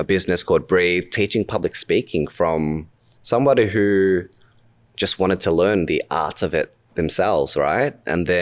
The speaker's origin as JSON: {"language": "English", "country": "Australia", "accent": "Australian", "said": "my Australian accent"}